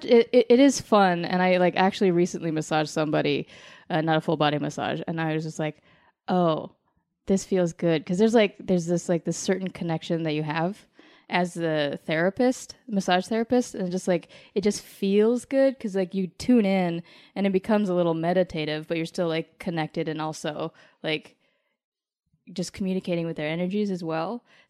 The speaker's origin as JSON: {"language": "English", "town": "Colorado Springs", "region": "Colorado", "country": "United States", "tie": "born or raised there", "said": "Colorado Springs, Colorado."}